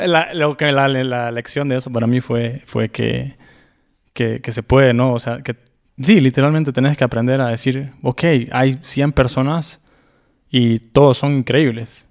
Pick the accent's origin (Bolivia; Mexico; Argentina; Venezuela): Bolivia; moved away; yo vengo de un país, yo soy de Bolivia